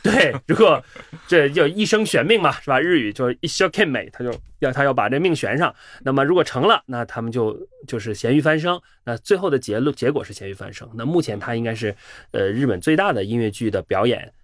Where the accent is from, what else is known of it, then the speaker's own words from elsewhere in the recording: China; 我们中国人